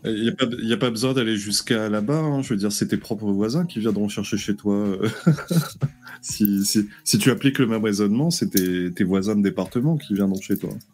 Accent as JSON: {"language": "French", "country": "Réunion", "said": "chez moi, à La Réunion"}